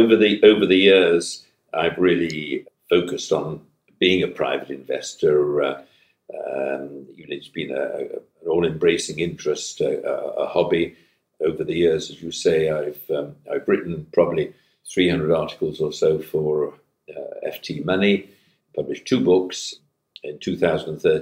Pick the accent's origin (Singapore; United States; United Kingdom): United Kingdom; Manchester, North West England; I hail from Manchester and from the regions